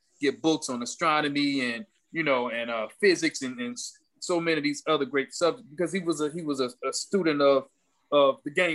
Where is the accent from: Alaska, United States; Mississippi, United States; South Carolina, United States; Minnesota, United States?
South Carolina, United States; Lake City; my hometown, Lake City, South Carolina